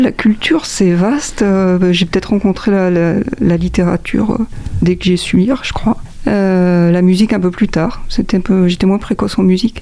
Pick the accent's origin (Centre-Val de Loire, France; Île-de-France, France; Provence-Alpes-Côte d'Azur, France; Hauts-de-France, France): Centre-Val de Loire, France; Montargis; je suis né à Montargis, dans le, dans le centre de, de la France.